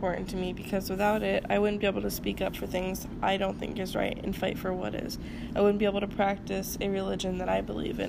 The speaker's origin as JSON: {"language": "English", "country": "United States", "said": "we as Americans"}